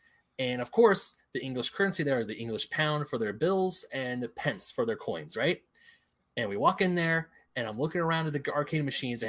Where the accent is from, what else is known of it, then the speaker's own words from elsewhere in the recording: California, United States; we're from California.